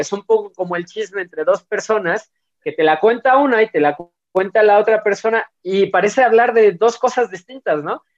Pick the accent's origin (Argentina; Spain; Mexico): Mexico; ¿Por qué soy mexicano? ¿Por qué estos son mis símbolos patrios?